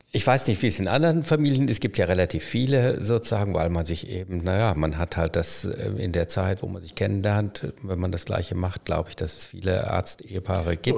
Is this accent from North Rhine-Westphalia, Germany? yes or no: yes; Münster, North Rhine-Westphalia, Germany; ich komme aus Münster